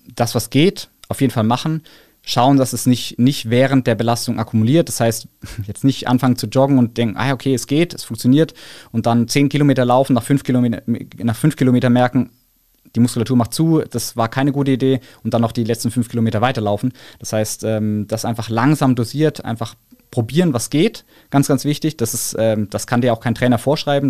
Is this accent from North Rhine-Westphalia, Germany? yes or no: no; Karlsruhe, Baden-Württemberg, Germany; Ich komme ja aus Karlsruhe, das heißt, wir singen dann natürlich unsere Heimathymne